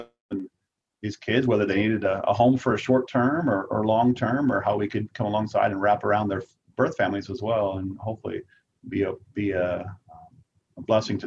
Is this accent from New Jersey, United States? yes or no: yes; New Jersey, United States; now in Montana, United States; I grew up in New Jersey